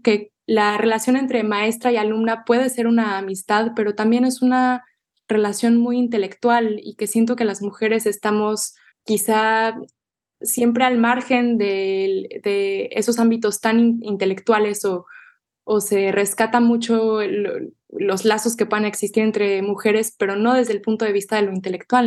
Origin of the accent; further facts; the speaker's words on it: Mexico City, Mexico; first language Spanish; moved away as an adult; now in Austin, United States; la Ciudad de México, para bien y para mal, me parece es un campo magnético para las artes y yo lo agradezco mucho porque ahí nací